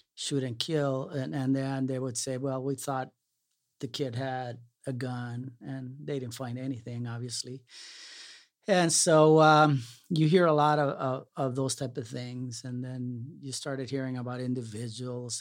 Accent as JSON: {"language": "English", "town": "Brownsville", "region": "Texas", "country": "United States", "tie": "born or raised there", "also_born_or_lived": "Salinas, California", "moved": "yes", "said": "growing up in Brownsville"}